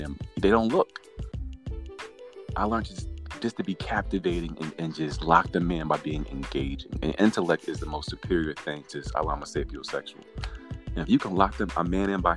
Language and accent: English; the South, United States; coming from down south as an American